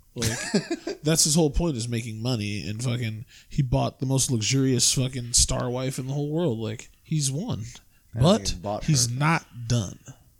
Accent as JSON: {"language": "English", "region": "Ohio", "country": "United States", "said": "I'm from Ohio, we are tougher than nails."}